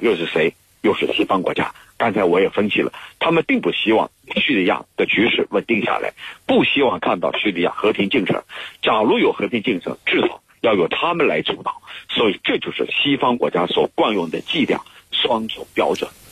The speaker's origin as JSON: {"language": "Chinese", "country": "China", "said": "我们中国人"}